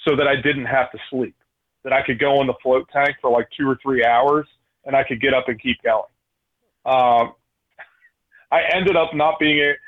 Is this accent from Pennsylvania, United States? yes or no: yes; right outside of Philadelphia, Pennsylvania, United States; I grew up right outside of Philadelphia. I'm from the East Coast